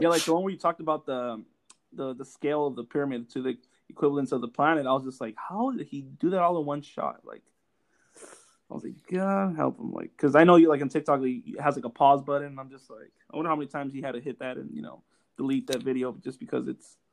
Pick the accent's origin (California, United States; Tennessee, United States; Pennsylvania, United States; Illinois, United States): California, United States; Los Angeles; I grew up in Los Angeles